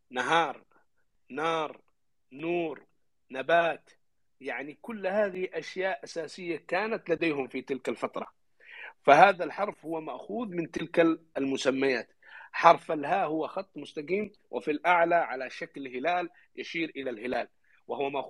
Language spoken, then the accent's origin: Arabic; Yemen; عندنا في اليمن